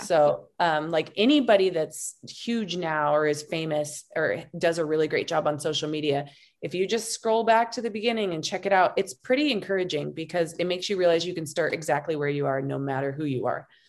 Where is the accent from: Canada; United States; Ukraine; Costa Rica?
United States; Montana; now in Boyd, United States; I'm originally from Montana